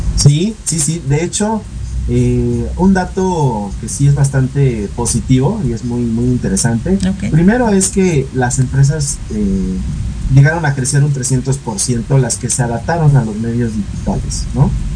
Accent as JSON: {"language": "Spanish", "country": "Mexico", "said": "entre nosotros como mexicanos"}